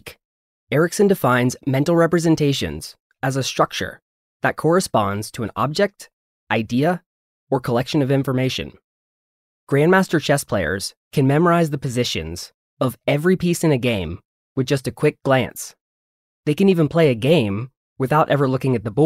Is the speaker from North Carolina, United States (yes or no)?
yes; North Carolina, United States; it's my hometown area code